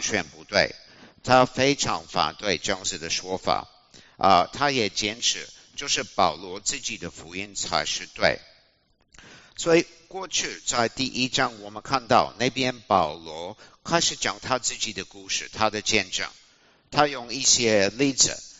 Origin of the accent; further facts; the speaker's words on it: Australia; Chinese is a second language; moved away as an adult; also born or lived in Taiwan; 我是澳洲人